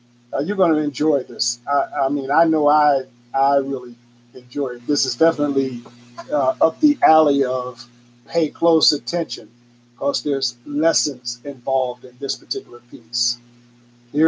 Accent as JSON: {"language": "English", "country": "United States", "also_born_or_lived": "Germany", "said": "being an American over in Europe, even back then, we're talking late 60s"}